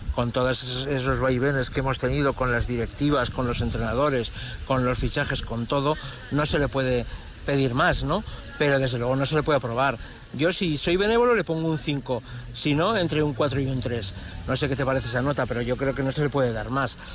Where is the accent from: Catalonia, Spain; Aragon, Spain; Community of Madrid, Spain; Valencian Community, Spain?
Aragon, Spain; soy maño aragonés hasta, hasta la médula